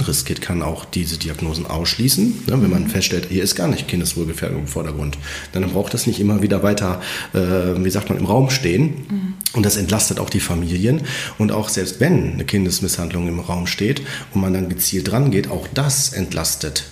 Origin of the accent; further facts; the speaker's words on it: Germany; bei uns in Deutschland